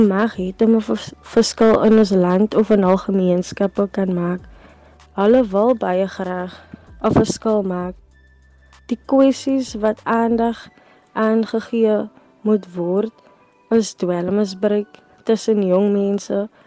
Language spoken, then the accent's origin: Afrikaans; South Africa